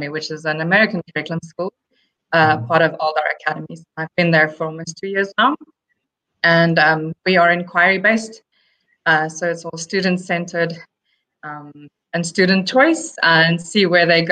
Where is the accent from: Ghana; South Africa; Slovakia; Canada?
South Africa; first language Afrikaans; English is a second language; moved away as an adult; also born or lived in Madinat Zayed, Abu Dhabi; now in Abu Dhabi, United Arab Emirates; I am originally from South Africa